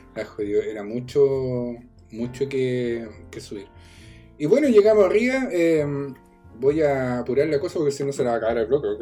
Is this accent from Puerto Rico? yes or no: no; Chile; nuestro sur de Chile